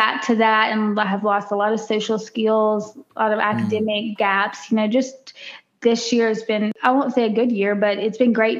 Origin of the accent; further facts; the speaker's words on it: Natchitoches, Louisiana, United States; moved away as an adult; now in Dallas-Fort Worth, United States; I am from a tiny town in Louisiana called Natchitoches.